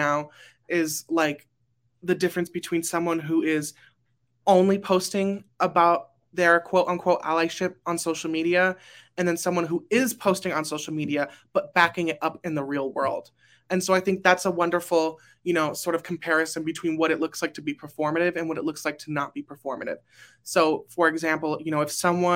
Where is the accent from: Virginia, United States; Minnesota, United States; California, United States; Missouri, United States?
California, United States; Burbank; I am from Burbank, California.